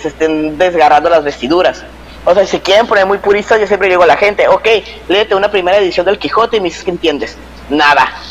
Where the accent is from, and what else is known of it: Mexico